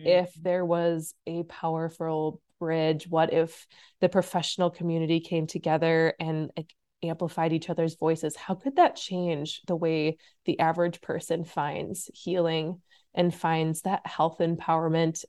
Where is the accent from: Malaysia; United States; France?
United States; Illinois; moved away as an adult; also born or lived in Iowa; now in Minnesota, United States; I grew up in Illinois went to school in Iowa, and then migrated my way up north to Minnesota.